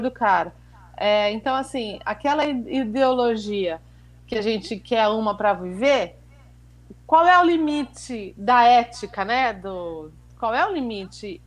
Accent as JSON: {"language": "Portuguese", "country": "Brazil", "said": "como brasileira"}